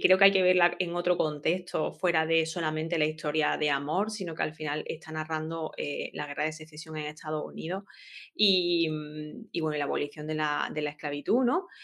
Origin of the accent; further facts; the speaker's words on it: Granada, Andalusia, Spain; yo soy de Granada